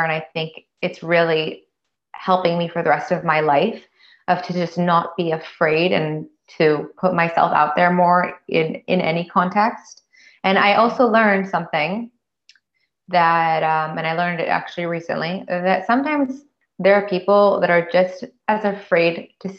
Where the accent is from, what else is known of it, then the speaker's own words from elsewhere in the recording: United States; moved away as an adult; now in France; I'm an American, you know, and don't speak the language